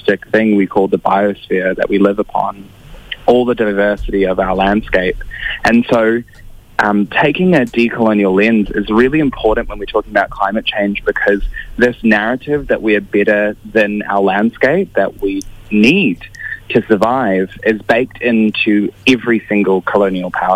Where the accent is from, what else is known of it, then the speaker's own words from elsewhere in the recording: New Zealand; I come from Ngāti Toa, Rangatira, Ngāti Kahinunu and Ngāti Kauata. Those are my tribes from Aotearoa or New Zealand